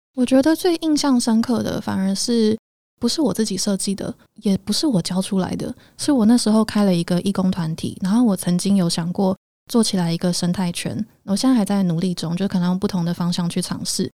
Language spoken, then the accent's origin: Chinese; Taiwan; 重新让我去找回自己身为一个台湾人的 identity， 就那个身份